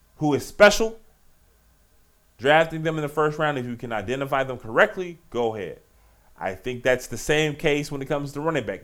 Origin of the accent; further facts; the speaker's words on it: Richmond, Virginia, United States; Petersburg, my home state. Right outside Richmond, my hometown city